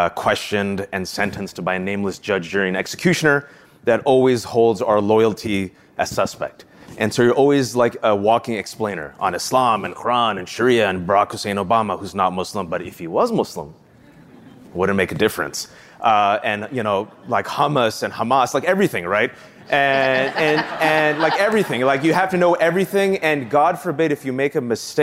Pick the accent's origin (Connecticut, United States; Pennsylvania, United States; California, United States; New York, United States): California, United States; Fremont; English is a second language; I was born and raised in Fremontistan, California, the Bay Area